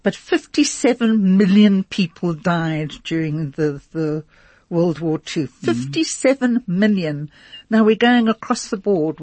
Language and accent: English; London, United Kingdom; now in Johannesburg, South Africa; I was born in London